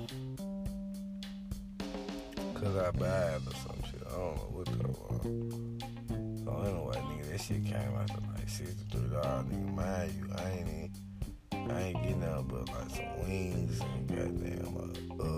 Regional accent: Memphis, Tennessee, United States; I'm from Memphis

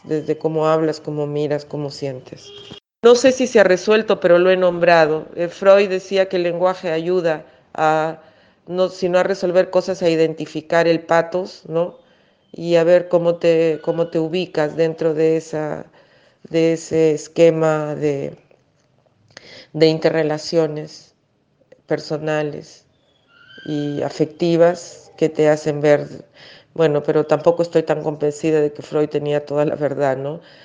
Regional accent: Peru; also born or lived in Germany / Argentina; Me siento muy china en Perú y muy poco china en China en el sentido del lenguaje

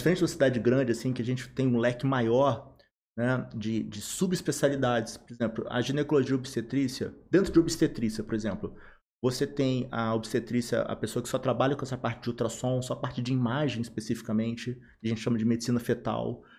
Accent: Volta Redonda, Rio de Janeiro, Brazil; Sou, eu sou aqui de Volta Redonda, sou formado aqui

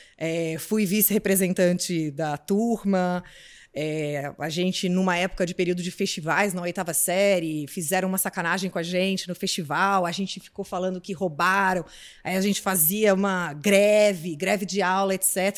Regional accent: Brasília, Federal District, Brazil; moved away as an adult; now in São Paulo, Brazil; eu sou de Brasília, vim para São Paulo para fazer faculdade

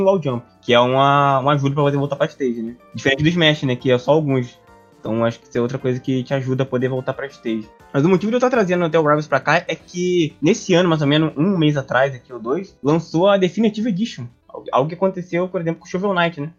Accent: Brazil; eu sou brasileiro

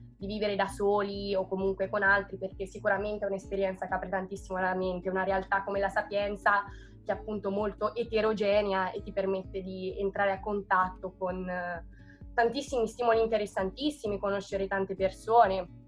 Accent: Perugia, Umbria, Italy; also born or lived in Rome; sono di Perugia

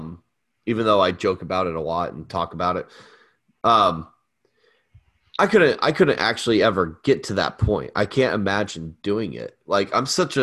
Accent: Florida, United States; I grew up in Florida

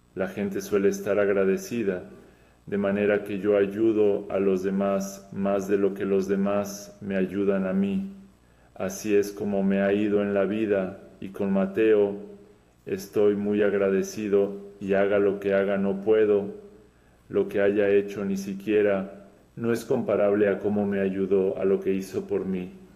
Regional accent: Podgorica, Montenegro; Spanish is a second language; soy de Podgorica, Montenegro

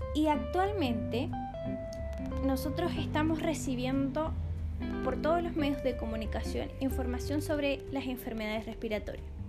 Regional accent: Coquimbo, Chile; soy de la cuarta región de Coquimbo

